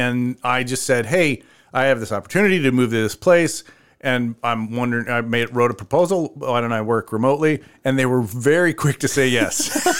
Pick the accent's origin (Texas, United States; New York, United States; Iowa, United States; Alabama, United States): Iowa, United States; Cedar Rapids; also born or lived in Minneapolis-Saint Paul, Minnesota; now in Decorah, United States; because you know I grew up in Cedar Rapids, and it was a place... to leave